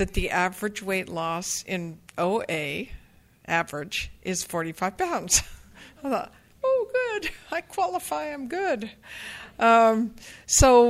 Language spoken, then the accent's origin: English; the Bay Area, California, United States; I grew up here in the Bay Area, and I lived in the same house for 17 years